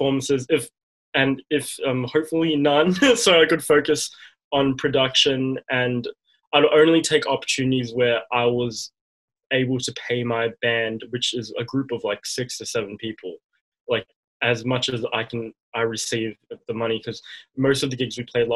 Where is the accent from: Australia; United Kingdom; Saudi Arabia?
Australia; Melbourne, Victoria; I was born and raised here in Melbourne